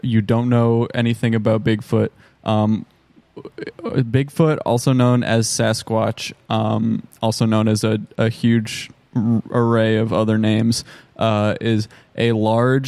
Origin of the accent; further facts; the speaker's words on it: United States; we're American